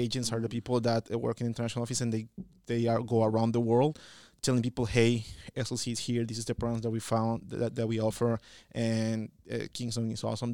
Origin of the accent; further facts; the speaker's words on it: El Salvador; moved away as an adult; I am from El Salvador, as in Central America, and I am here